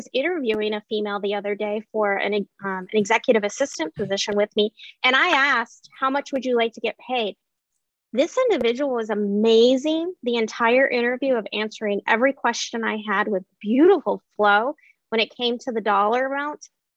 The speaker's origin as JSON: {"language": "English", "region": "Alaska", "country": "United States", "tie": "born or raised there", "said": "growing up in Alaska with an independent-minded mother"}